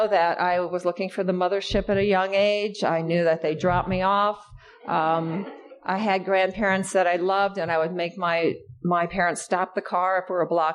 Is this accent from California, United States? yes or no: no; Iowa, United States; now in Los Angeles, United States; I come from Iowa